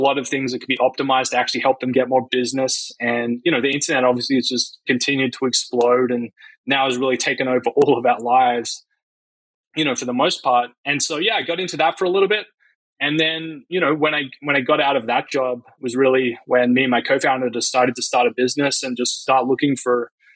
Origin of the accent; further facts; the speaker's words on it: Australia; moved away as an adult; now in United States; I grew up in Australia